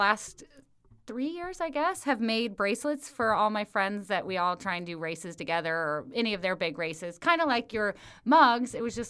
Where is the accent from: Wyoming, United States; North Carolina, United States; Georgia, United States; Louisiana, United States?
Wyoming, United States; born there; So we, like I said, I was born in Wyoming.